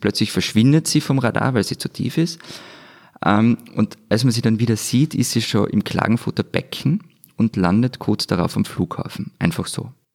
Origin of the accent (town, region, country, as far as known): Austria